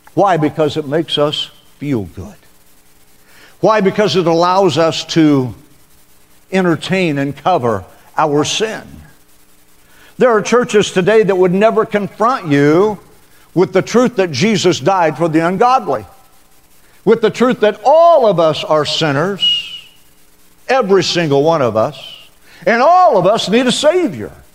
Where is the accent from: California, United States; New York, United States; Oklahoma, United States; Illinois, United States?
Oklahoma, United States; Western; moved away; I came from Western Oklahoma